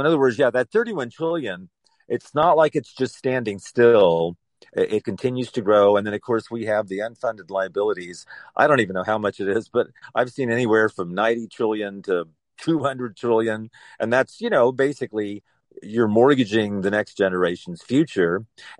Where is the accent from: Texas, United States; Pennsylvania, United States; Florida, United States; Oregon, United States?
Texas, United States; Houston; my hometown, Houston.